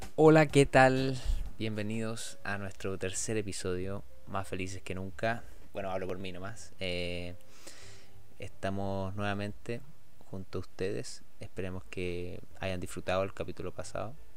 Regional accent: Rancagua, O'Higgins, Chile; moved away as an adult; also born or lived in Santiago; nosotros somos de Rancagua y estudiamos en Santiago

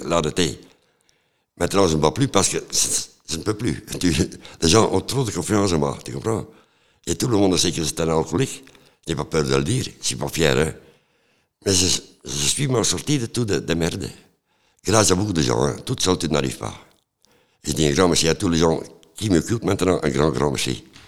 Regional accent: Flanders, Belgium; moved away; also born or lived in Antwerp / Ghent; Je viens de Flandre, de Coudray

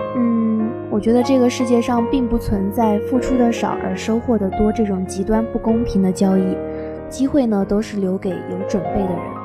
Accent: Suzhou, Jiangsu, China; now in Nanjing, China; 那我们家是苏州的，离这边比较近，我也一般都会搭高铁回去

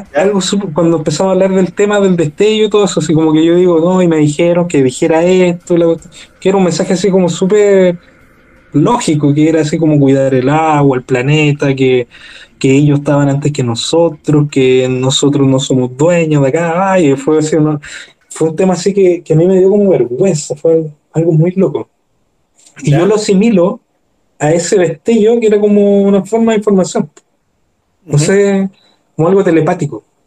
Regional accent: Maipú, Santiago Metropolitan Region, Chile; also born or lived in Spain; yo soy de Maipú

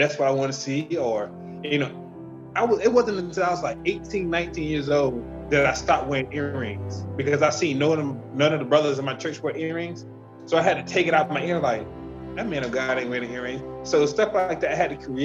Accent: Tampa, Florida, United States; I'm from Tampa, Florida

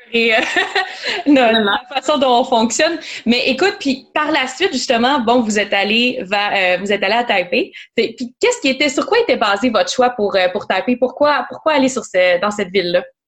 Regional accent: Quebec, Canada; en tant que Québécois

